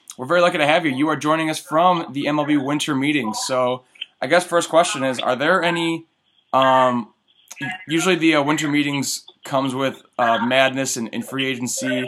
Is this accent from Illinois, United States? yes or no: yes; Northern Illinois, United States; I'm from Northern Illinois